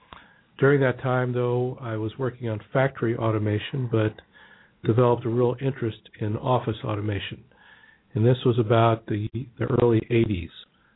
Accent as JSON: {"language": "English", "town": "Cincinnati", "region": "Ohio", "country": "United States", "tie": "born or raised there", "said": "I grew up in Cincinnati on the west side of town. My wife is from there. My parents still live there, actually. We now live downtown Cincinnati."}